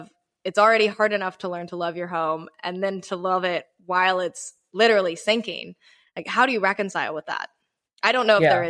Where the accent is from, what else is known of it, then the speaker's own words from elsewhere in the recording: Charleston, South Carolina, United States; moved away as an adult; now in New York, United States; Charleston is right up there, which is where I spent most of my teenage life.